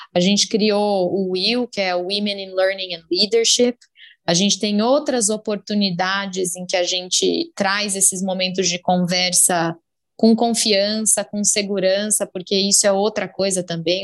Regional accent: Brazil; eu sou brasileira com mega orgulho

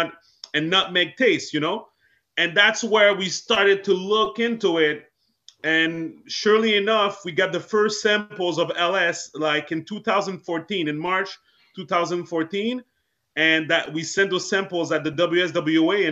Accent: Montreal, Quebec, Canada; I was born and raised in Montreal, Canada

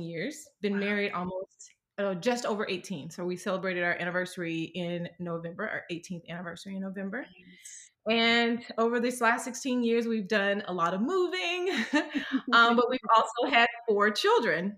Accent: Starkville, Mississippi, United States; moved away as an adult; now in California, United States; I um, was born and raised in Mississippi, so I live in California right now

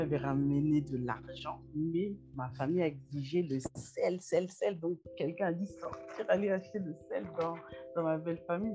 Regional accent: Paris, Île-de-France, France; moved away as an adult; now in Canada; je suis née, grandie en Europe

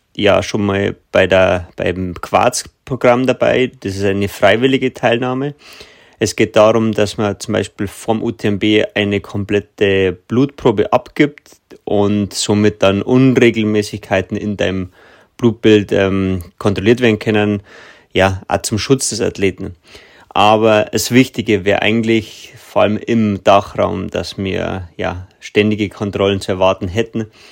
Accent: Germany; bei uns in Deutschland

